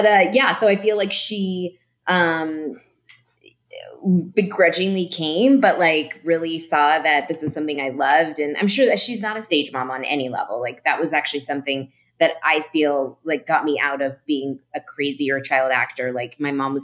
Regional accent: San Francisco, California, United States; I grew up in San Francisco

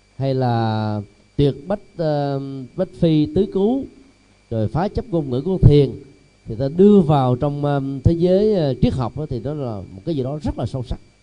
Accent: Vietnam; người Việt Nam mình

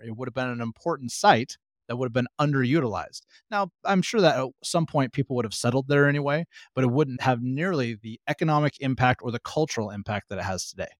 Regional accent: Pacific Northwest, United States; also born or lived in Humboldt, California; I am born and raised in the Pacific Northwest

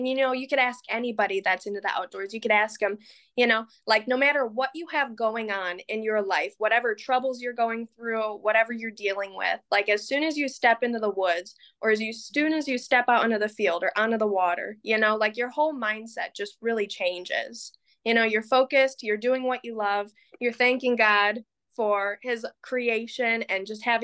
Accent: Marine City, Michigan, United States; I'm from Marine City, Michigan. You know, I grew up with family and friends that were very involved with the outdoors.

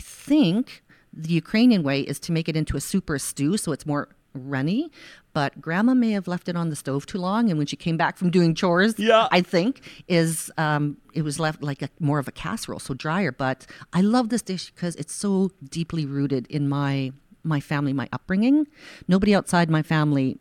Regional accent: Saskatchewan, Canada; where I grew up in Saskatchewan

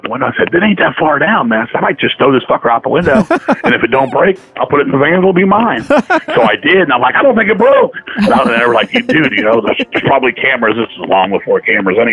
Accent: Virginia, United States; I'm from Virginia

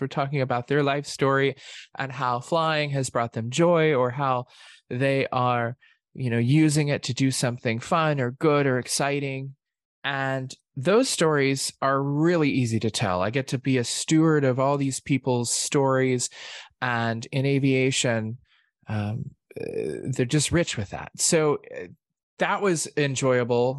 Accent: Oklahoma, United States; I'm from Oklahoma

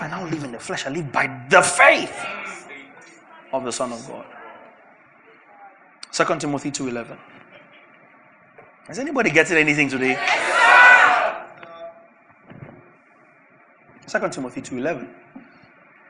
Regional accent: Nigeria; I don't speak my father's language. I speak a little bit of my mother's language. But I'm Nigerian

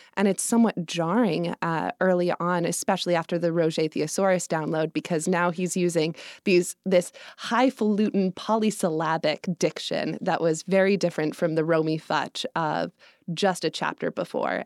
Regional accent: Evergreen, Colorado, United States; now in New York City, United States; I'm from Colorado. I grew up in a small mountain town just west of Denver, up in the foothills

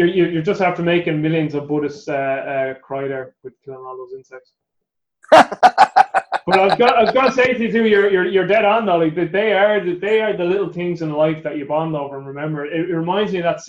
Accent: Ireland; I'm Irish, and that our main religion is Catholicism

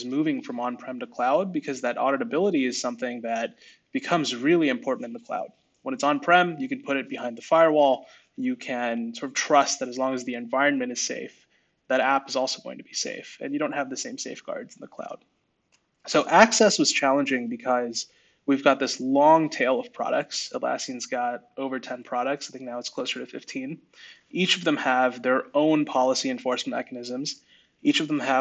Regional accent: Bay Area, California, United States; I grew up in the Bay Area.

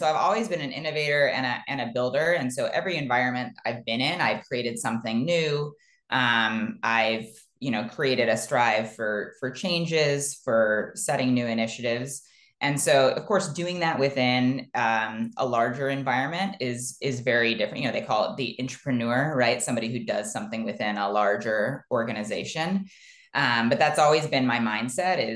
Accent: Ohio, United States; I grew up in the Midwest in Ohio, here in the United States

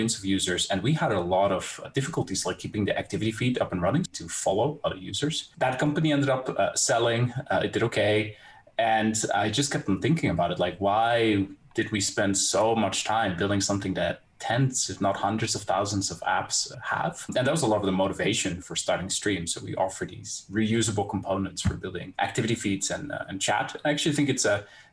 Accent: Netherlands; I'm from the Netherlands

